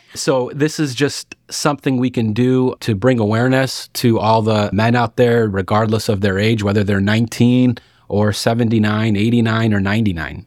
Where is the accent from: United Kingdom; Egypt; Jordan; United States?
United States; Lockport, Illinois; also born or lived in Arkansas; now in Watseka, United States; I'm actually from Lockport, Illinois, which is not too far north up here